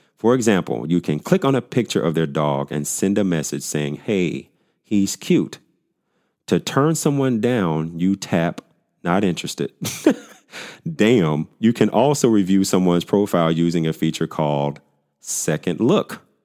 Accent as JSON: {"language": "English", "town": "Pine Bluff", "region": "Arkansas", "country": "United States", "tie": "born or raised there", "also_born_or_lived": "Dallas, Texas", "moved": "as an adult", "said": "my hometown of Pine Bluff, Arkansas"}